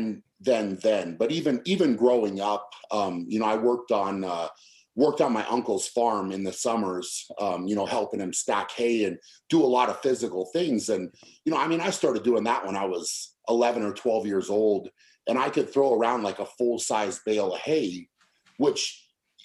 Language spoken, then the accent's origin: English; United States; being an American